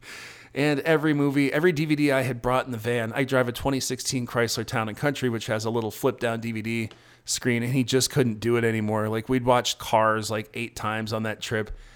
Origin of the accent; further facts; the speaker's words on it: South Dakota, United States; moved away as an adult; also born or lived in Minneapolis, Minnesota; now in Austin, United States; I come from South Dakota originally, with a little stop in Minneapolis in between